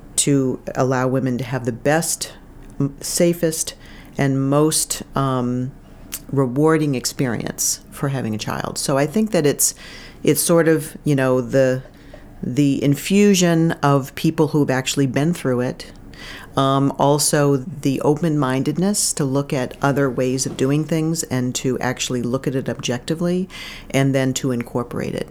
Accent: Bangor, Maine, United States; also born or lived in Kittery, Maine / Portsmouth, New Hampshire / Burlington, Vermont; I'm from Maine. I grew up in Maine.

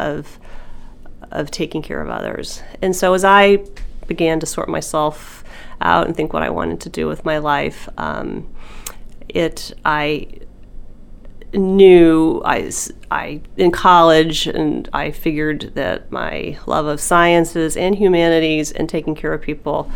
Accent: Nashville, Tennessee, United States; also born or lived in New Jersey; We're from the South. We lived in New Jersey for a while in a small community and moved back to Nashville, Tennessee

